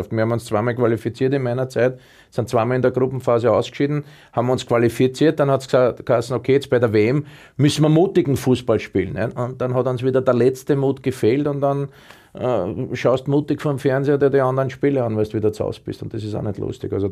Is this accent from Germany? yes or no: no; Austria; Und ich glaube auch bei uns in Österreich, wir haben schon zwei, drei Mittelstürmer, die richtig gut sind.